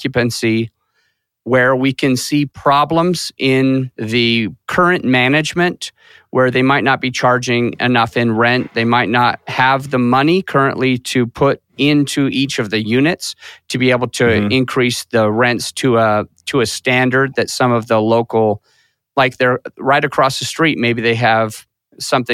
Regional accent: Utah, United States; moved away as an adult; now in Colorado, United States; I started growing up in Utah for several years

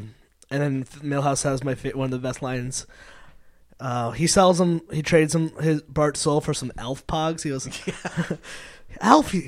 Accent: outside New Haven, Connecticut, United States; moved away; I grew up outside New Haven

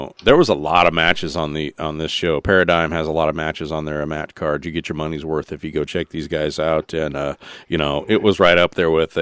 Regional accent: Pacific Northwest, United States; I grew up here in the Pacific Northwest, watched Portland wrestling when I was a kid.

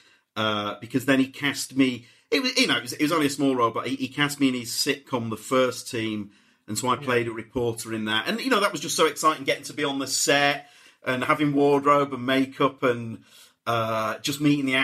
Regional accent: Leeds, Yorkshire and the Humber, United Kingdom; I'm from Leeds

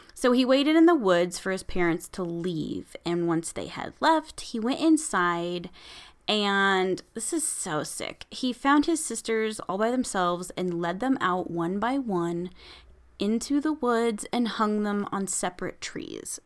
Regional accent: Nebraska, United States; my home state of Nebraska

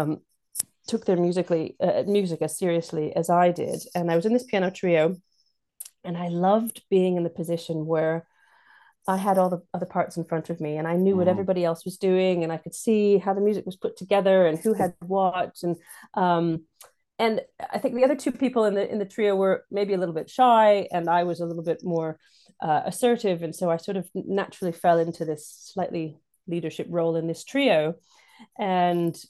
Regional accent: Santa Cruz, California, United States; moved away as an adult; now in United Kingdom; my hometown, where my mom was the one of the professors at University of California, Santa Cruz

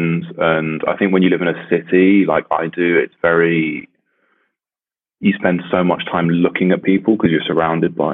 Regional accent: the south of England, United Kingdom; I grew up in England, so it never got that cold. In the south

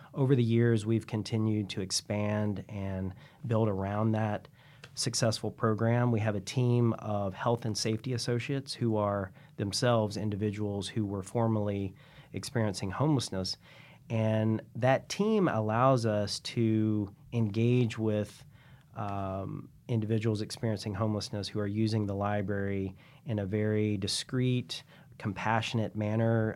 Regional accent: Columbia, South Carolina, United States; moved away as an adult; now in San Francisco, United States; I grew up in Columbia, South Carolina

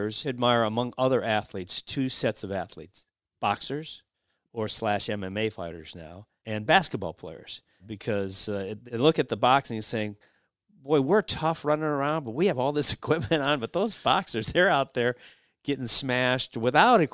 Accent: Cleveland, Ohio, United States; I'm from Cleveland

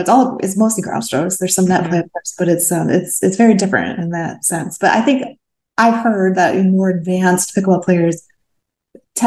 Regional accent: Midwest, United States; also born or lived in Portland, Oregon; now in California, United States; I grew up in the Midwest

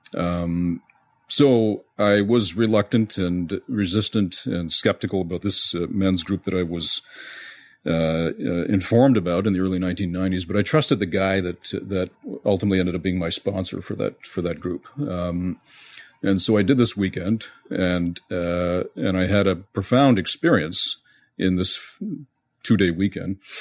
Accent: Montreal, Quebec, Canada; moved away; also born or lived in west coast of North America; I was born and raised in Montreal

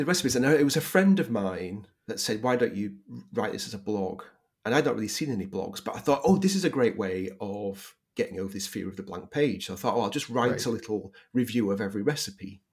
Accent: Leeds, Yorkshire and the Humber, United Kingdom; moved away; also born or lived in Manchester / St. Louis, Missouri; I'm from Yorkshire, from Leeds in Yorkshire.

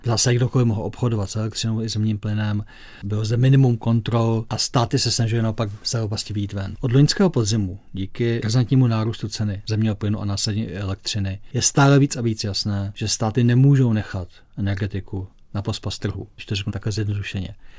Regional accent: Czechia; my Češi

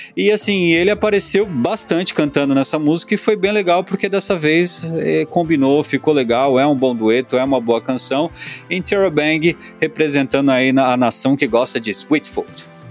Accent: São Paulo, Brazil; eu sou paulista

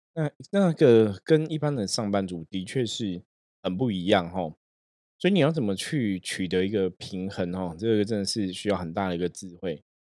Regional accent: Taiwan; 我们台湾的朋友，每个人都会说中文

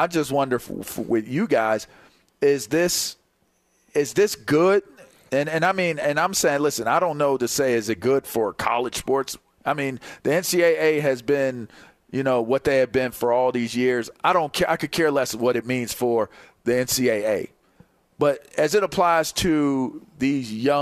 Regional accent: Pittsburgh, Pennsylvania, United States; growing up in Pittsburgh

